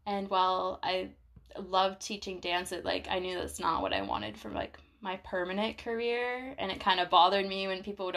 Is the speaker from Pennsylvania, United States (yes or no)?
no; Vermont, United States; moved away as an adult; also born or lived in South Carolina; now in France; I'm from Vermont